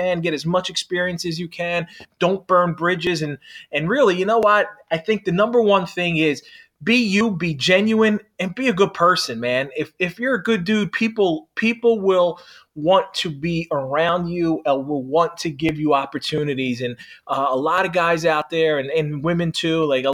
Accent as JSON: {"language": "English", "town": "Philadelphia", "region": "Pennsylvania", "country": "United States", "tie": "born or raised there", "moved": "as an adult", "lives_now": "South Jersey, United States", "said": "I grew up in the city. So I grew up in South Philly. Yeah. I live in South Jersey now"}